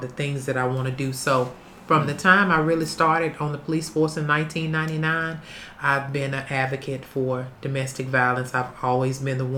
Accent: Vicksburg, Mississippi, United States; also born or lived in Detroit, Michigan; I am from Vicksburg, Mississippi, an original native

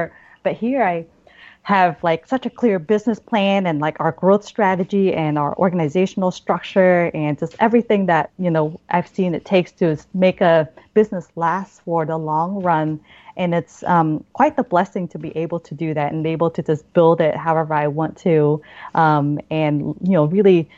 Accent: Oregon, United States; also born or lived in Vietnam; now in Boston, United States; I grew up in Oregon, which is famous for all their nature and their hikes

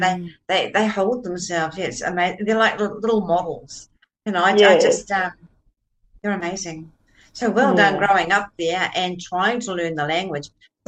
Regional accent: New Zealand; now in Australia; I look upon myself as I'm a Kiwi Aussie

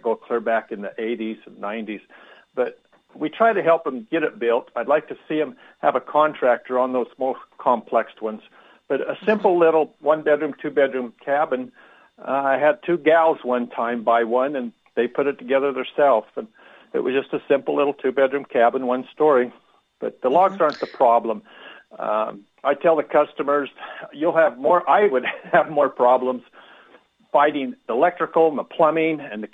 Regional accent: Montana, United States; moved away as an adult; also born or lived in Salt Lake City, Utah; I was from Montana, living in Salt Lake City at the time.

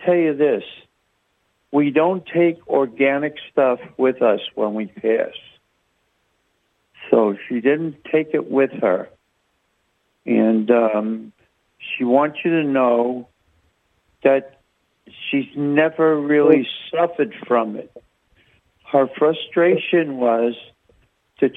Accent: New York, United States; I'm from New York myself.

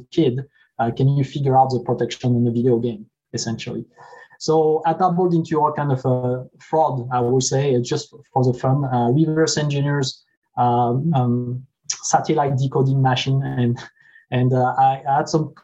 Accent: France; moved away as an adult; now in United States; I grew up in France, as you can hear from my accent

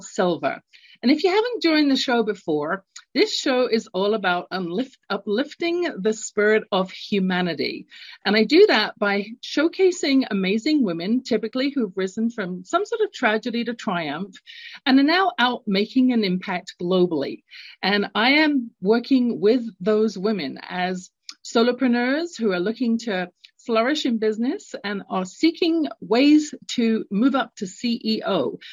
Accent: London, United Kingdom; moved away; I had a experience growing up, London, England. You can tell from my accent, I'm not born in North America.

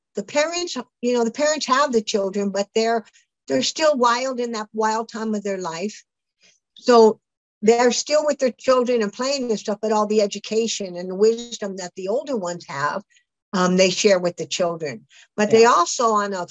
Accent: California, United States; I grew up in California.

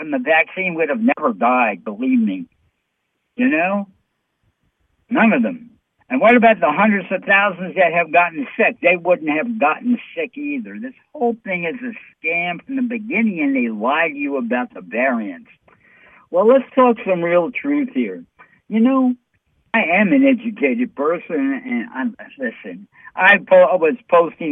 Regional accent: New York City, New York, United States; I'm from New York City

